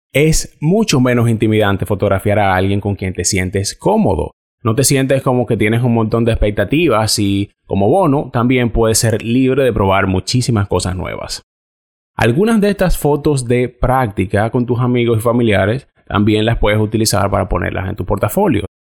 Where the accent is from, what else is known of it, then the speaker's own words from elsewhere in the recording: Dominican Republic; moved away as an adult; now in Canada; algunos de los fotógrafos con los que yo trabajo en mi país